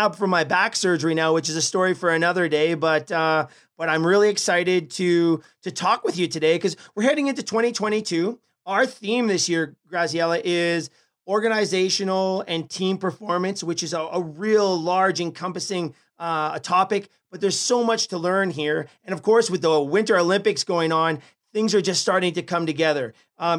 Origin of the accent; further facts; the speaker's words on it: Canada; we are from Canada